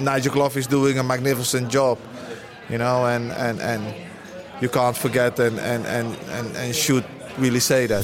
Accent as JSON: {"language": "English", "country": "Netherlands", "tie": "born or raised there", "said": "Yeah, but I'm Dutch. I'm Dutch. I was brought up in Holland from when I was five. I lived all my youth in Holland."}